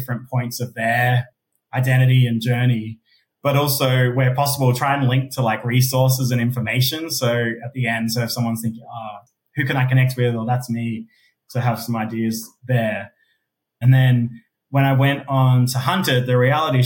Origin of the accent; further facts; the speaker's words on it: Adelaide, South Australia, Australia; accent: Aussie; moved away as an adult; also born or lived in Sydney, Australia; now in Melbourne, Australia; being a gay person of colour in Australia, growing up in Adelaide